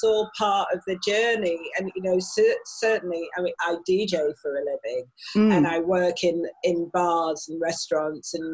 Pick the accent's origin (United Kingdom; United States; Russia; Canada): United Kingdom; Manchester, North West England; accent: Manchester; I was born in North Manchester General Hospital, which is Crumpsall Hospital